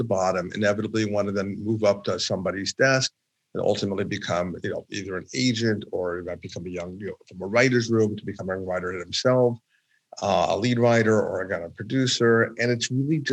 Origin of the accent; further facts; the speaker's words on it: Los Angeles, California, United States; also born or lived in New York; I'm born and bred in Los Angeles and went to college and law school in New York